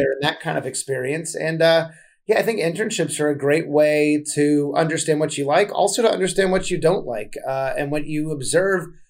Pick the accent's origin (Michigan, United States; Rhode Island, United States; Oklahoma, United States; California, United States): California, United States; Southern; I'm from Southern California originally. I grew up on West Coast hip hop